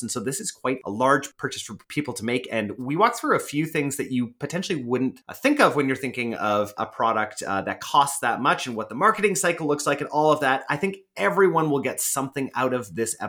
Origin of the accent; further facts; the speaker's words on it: Canada; other Canadians